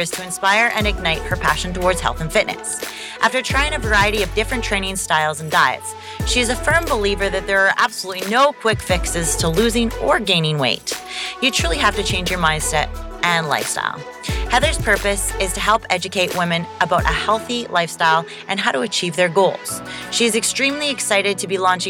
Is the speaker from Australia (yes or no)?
no; Canada; I'm Canadian